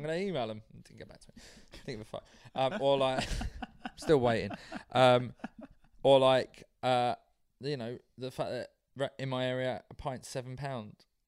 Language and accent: English; London, United Kingdom; I'm from South London.